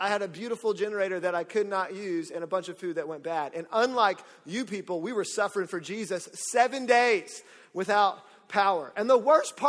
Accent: Orlando, Florida, United States; I'm from Orlando, so I've grown up with Hurricane Charlie

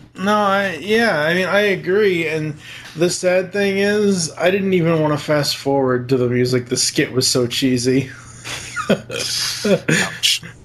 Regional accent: Massachusetts, United States; accent: Boston; we are both from Massachusetts

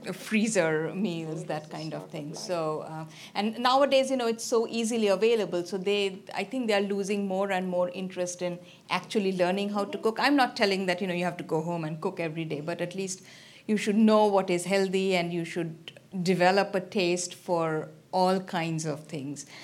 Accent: Kolkata, West Bengal, India; also born or lived in Nebraska / Princeton; now in Columbus, United States; I'm from, uh, eastern part, I'm from Calcutta

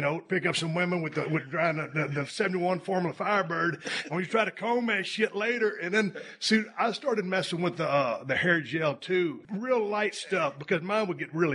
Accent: South Texas, United States; when I was a kid, I grew up in South Texas

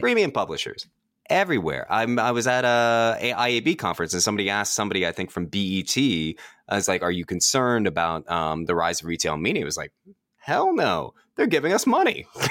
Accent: Washington, District of Columbia, United States; I go to Washington Post all the time, um, my hometown newspaper

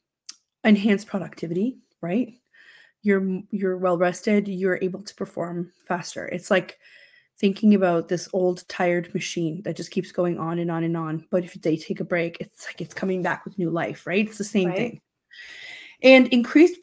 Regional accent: Romania; now in Canada; When I was growing up in Romania, we had a really long break

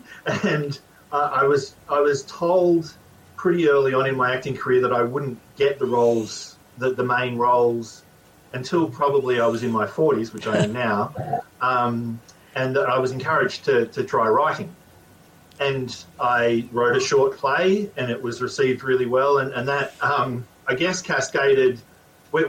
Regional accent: Australia; I grew up in Australia.

